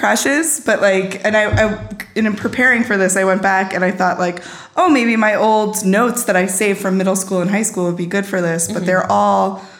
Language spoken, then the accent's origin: English; Garden City, New York, United States; I grew up in Garden City on Long Island.